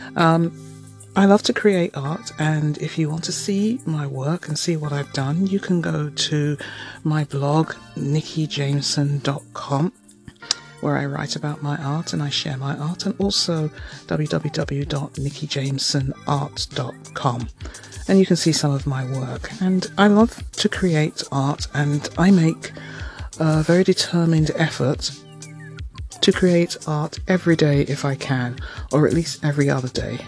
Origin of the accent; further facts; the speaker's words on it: London, United Kingdom; now in Toronto, Canada; I am a Londoner and I live in Toronto and I have done for several years, but I do go home to the UK fairly frequently